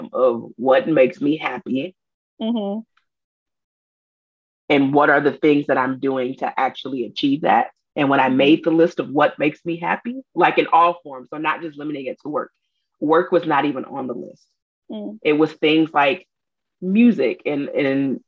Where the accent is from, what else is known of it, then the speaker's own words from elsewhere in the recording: Detroit, Michigan, United States; if you talk to me for more than 10 minutes, you know that I'm from Detroit